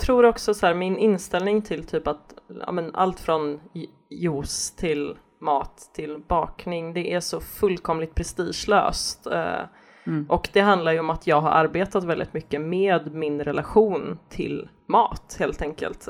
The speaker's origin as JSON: {"language": "Swedish", "town": "Gothenburg", "region": "Västra Götaland", "country": "Sweden", "tie": "born or raised there", "said": "Jag, jag växte upp i Göteborg"}